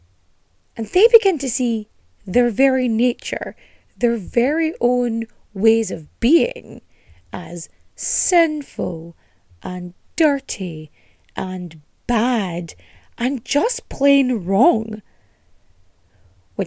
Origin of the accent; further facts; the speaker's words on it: Ireland; accent: Donegal; I've lived in Ireland most of my life and I cannot do an Irish accent. Maybe like a Colchie Donegal farmer person. Because that's kind of how my accent swings sometimes.